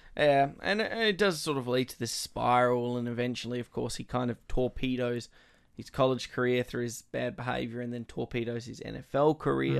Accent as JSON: {"language": "English", "country": "Australia", "said": "being Australian and getting that patriotism aspect"}